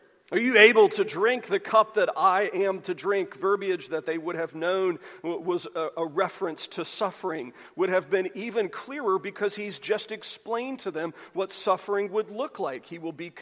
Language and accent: English; United States; we're American Christians